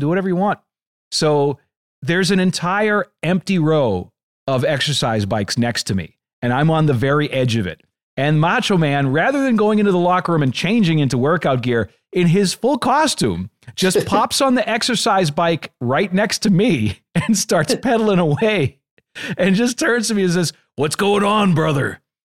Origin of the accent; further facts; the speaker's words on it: Boston, Massachusetts, United States; I'm from the Boston area